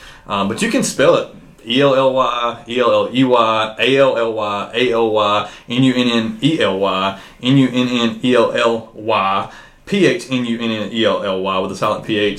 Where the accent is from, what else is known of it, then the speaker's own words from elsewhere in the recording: Abel, near Choccolocco, Alabama, United States; now in Oxford, United States; I didn't actually live in Chula Finney. I grew up in a suburb of Chula Finney called Abel.